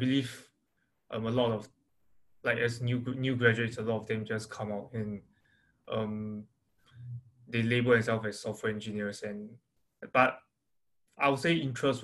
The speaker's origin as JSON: {"language": "English", "country": "Singapore", "moved": "as an adult", "said": "I'm originally from Singapore"}